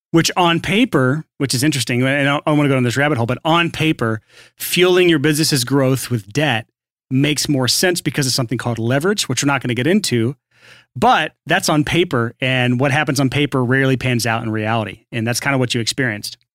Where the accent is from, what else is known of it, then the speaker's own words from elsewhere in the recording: the South, United States; I'm from the South